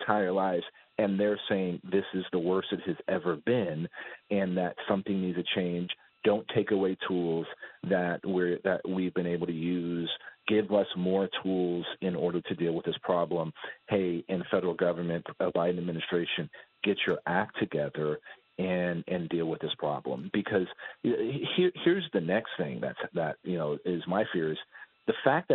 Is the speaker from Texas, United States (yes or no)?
yes; South Texas, United States; I'm from born and raised in South Texas, live in South Texas now